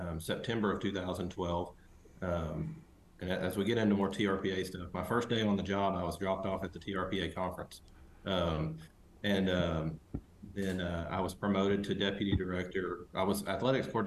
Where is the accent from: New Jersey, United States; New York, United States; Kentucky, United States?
Kentucky, United States; Harlan; moved away as an adult; now in Knoxville, United States; I grew up in Southeast Kentucky, a really small town called Harlan